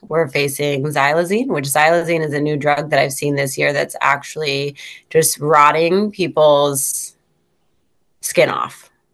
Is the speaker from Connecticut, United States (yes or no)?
no; Syracuse, New York, United States; also born or lived in Fulton, New York; I'm from Syracuse, New York